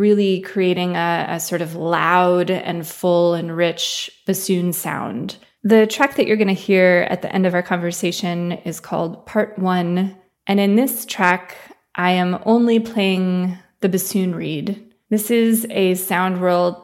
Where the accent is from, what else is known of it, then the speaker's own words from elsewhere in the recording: Ann Arbor, Michigan, United States; now in Oberlin, United States; I grew up in Ann Arbor, Michigan in the United States